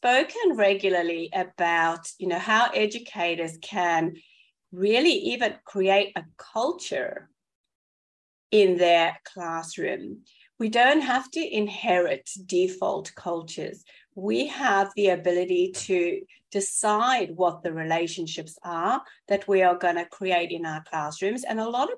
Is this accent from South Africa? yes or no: yes; South Africa; moved away as an adult; now in Melbourne, Australia; my accent by now that I hail from South Africa originally, but I've been in Melbourne for 24 years